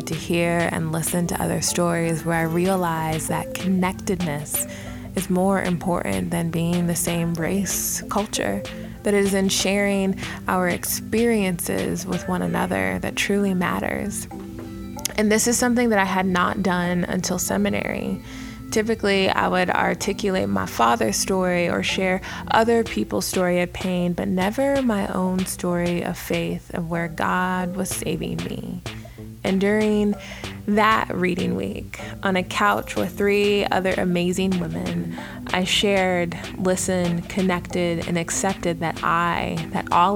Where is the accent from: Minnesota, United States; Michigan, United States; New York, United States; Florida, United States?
Minnesota, United States; I was born in Minnesota.